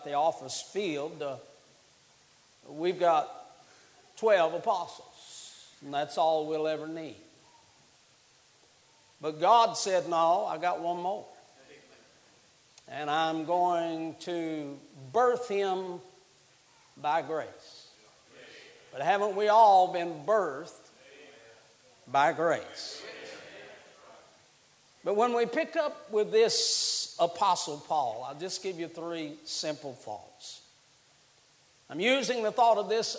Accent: West Virginia, United States; now in Alabama, United States; I'm from West Virginia

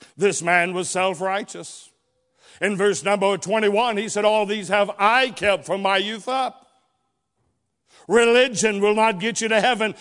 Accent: Dalton, Georgia, United States; also born or lived in Chatsworth, Georgia; I was born in Chatsworth, Georgia. I was raised for the most part throughout the Dalton region.

